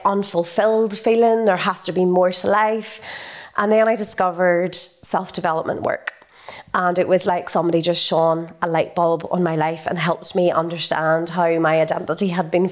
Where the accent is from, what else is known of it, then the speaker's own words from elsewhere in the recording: North Antrim coast, Northern Ireland, United Kingdom; So I grew up in a one street village. I'm from the North Antrim coast, the most idyllic, beautiful upbringing.